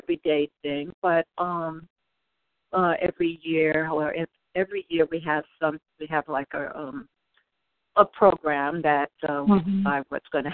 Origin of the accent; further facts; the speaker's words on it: New York City, New York, United States; moved away; also born or lived in Oakland, California; I grew up in New York, in Brooklyn, Harlem in Brooklyn